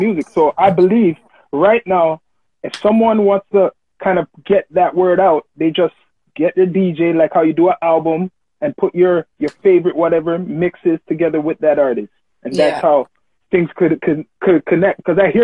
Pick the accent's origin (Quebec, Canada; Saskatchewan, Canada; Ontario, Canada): Ontario, Canada; Toronto; I was actually born in Finch too, but I grew up north side